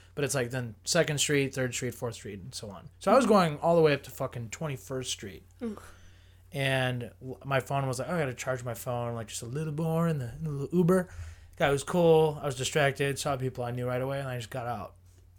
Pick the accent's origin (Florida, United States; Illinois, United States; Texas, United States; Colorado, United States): Illinois, United States; Chicago; I'm from Chicago too